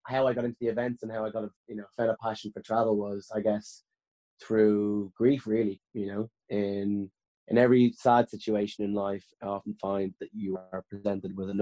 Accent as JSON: {"language": "English", "town": "Dublin", "region": "Leinster", "country": "Ireland", "tie": "born or raised there", "said": "I grew up in Blanchardstown in West Dublin"}